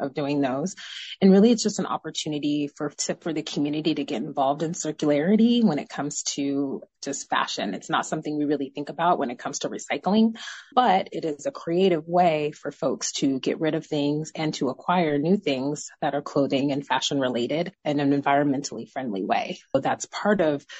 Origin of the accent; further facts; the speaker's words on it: Tacoma, Washington, United States; also born or lived in Federal Way; I'm from Tacoma